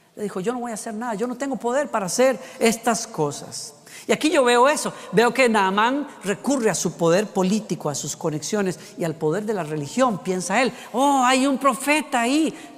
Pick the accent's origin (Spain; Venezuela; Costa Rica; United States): Costa Rica; moved away; en decimos allá en Costa Rica